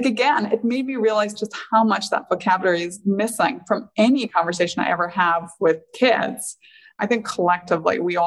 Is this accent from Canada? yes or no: no; Northern Ireland, United Kingdom; moved away; growing up in Northern Ireland